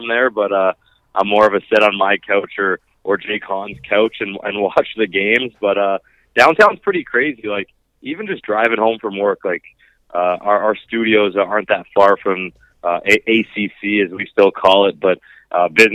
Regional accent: Toronto, Ontario, Canada; I'm from Toronto

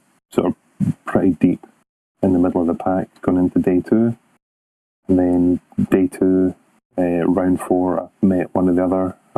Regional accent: Scotland, United Kingdom; I'm the Scottish captain.

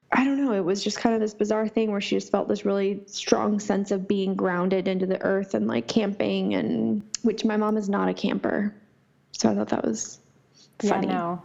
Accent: Oregon, United States; also born or lived in California; growing up in Oregon, the winters get super freaking cold

